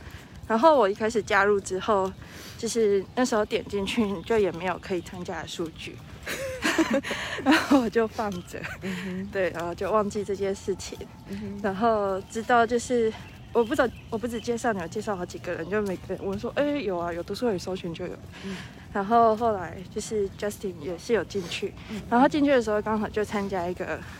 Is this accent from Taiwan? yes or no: yes; Tainan, Taiwan; 台南啊。